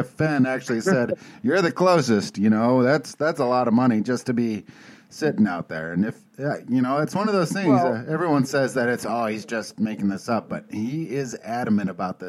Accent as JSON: {"language": "English", "country": "United States", "moved": "yes", "lives_now": "Germany", "said": "I'm American in Germany"}